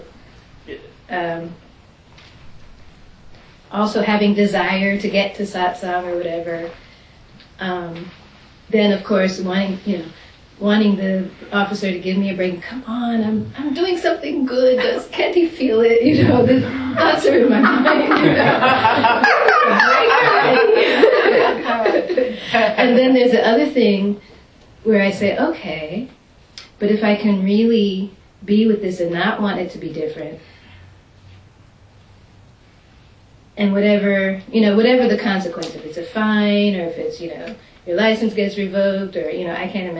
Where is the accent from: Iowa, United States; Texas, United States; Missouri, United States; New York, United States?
New York, United States; New York City; now in Washington, DC, United States; I'm originally from Manhattan, and there's a way that we drive in Manhattan that they don't drive here.